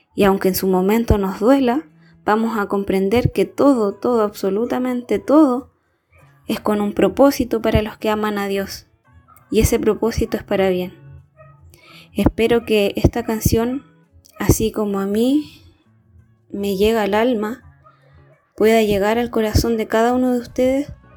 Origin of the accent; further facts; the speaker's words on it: Chile; soy de Chile